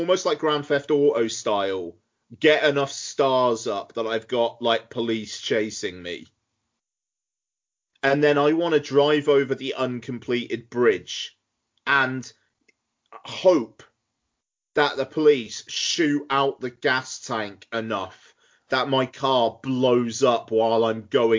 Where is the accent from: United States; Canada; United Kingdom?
United Kingdom; South West England; born or raised there